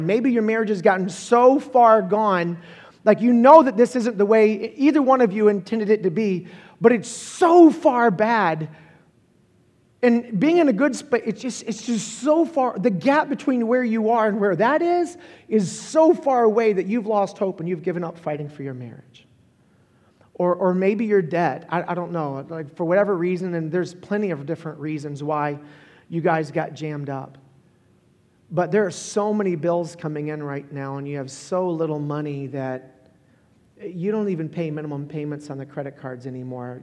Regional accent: Holly Hill, Florida, United States; I was born and raised in Florida

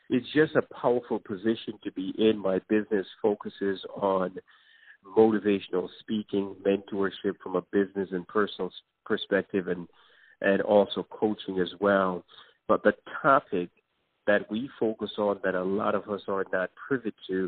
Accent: New York City, New York, United States; also born or lived in Jamaica; I was born in Jamaica and grew up in the Bronx in New York City

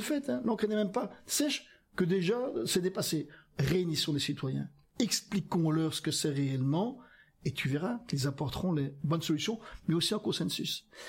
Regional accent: Flanders, Belgium; moved away as an adult; also born or lived in Wallonia (Picardy); je suis originaire de Flandre, j'ai vécu 20 ans en ah Flandre

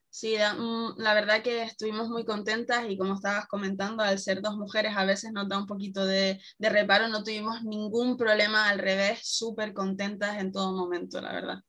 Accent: Canary Islands, Spain; accent: Canarian; nos suelen confundir con, Latinoamérica porque tenemos un acento muy, muy similar

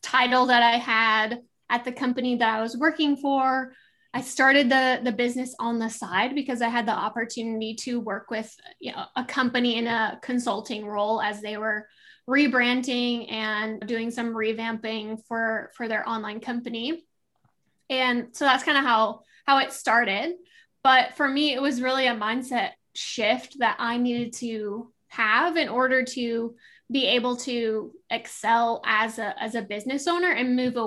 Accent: Midwest, United States; moved away as an adult; also born or lived in Southern California / East Coast; I grew up in the Midwest

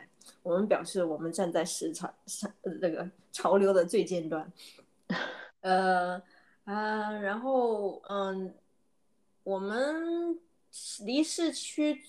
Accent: Guiyang, Guizhou, China; moved away; 我是来自贵州贵阳

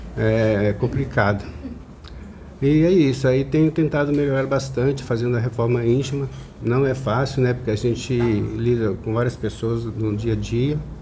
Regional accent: São Paulo, Brazil; also born or lived in Minas Gerais; Eu sou de São Paulo, nascido em Minas

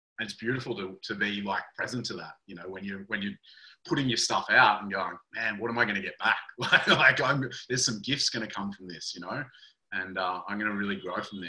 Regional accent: Kyogle, New South Wales, Australia; I grew up in the Northern Rivers of New South Wales, little town called Kyogle

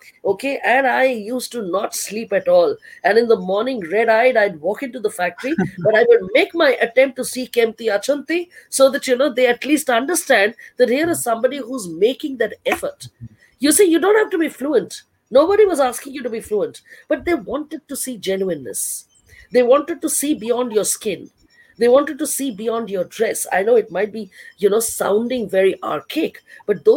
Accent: Delhi, India; moved away as an adult; also born or lived in Odisha; I was from Delhi in a state like Orissa.

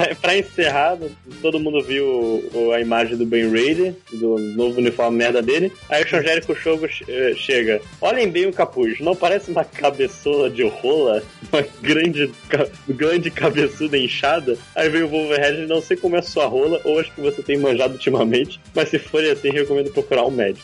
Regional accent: Rio de Janeiro, Brazil; a gente vem do, da mesma área do Rio de Janeiro

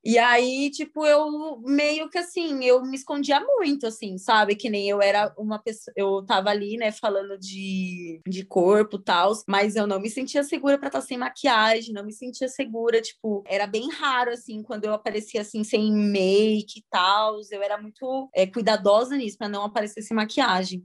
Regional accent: Itu, São Paulo, Brazil; moved away as an adult; now in São Paulo, Brazil; eu sou de uma cidade do interior, eu sou de Itu

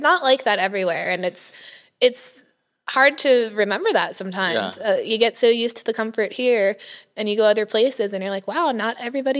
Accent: New York, United States; also born or lived in Philadelphia area, Pennsylvania; now in Johnson City, United States; I was born and raised in New York. My father worked in the World Trade Center.

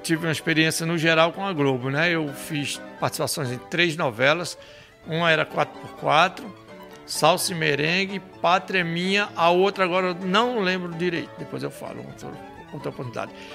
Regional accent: Paraíba, Brazil; moved away; also born or lived in Rio de Janeiro; Eu nasci na Paraíba

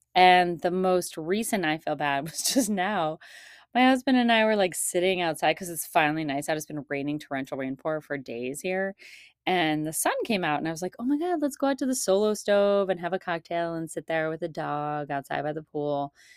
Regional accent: Shaker Heights, Ohio, United States; moved away; This is where I grew up, in case anybody doesn't know, in Shaker Heights

